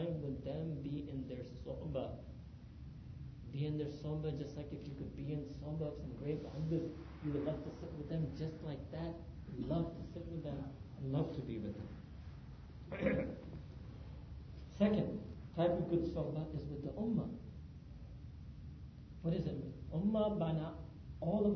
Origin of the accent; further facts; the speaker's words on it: New York City, New York, United States; moved away as an adult; also born or lived in Pakistan; being born and raised in New York City